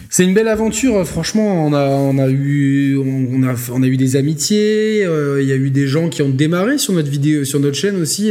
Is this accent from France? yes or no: no; Monaco; je suis né à Monaco, je suis pour l'AS Monaco, ça symbolise quelque chose pour moi